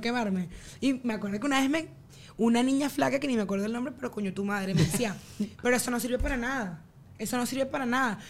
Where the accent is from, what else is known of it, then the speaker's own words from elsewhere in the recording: Venezuela; moved away; nosotros vivíamos en una burbuja de ese país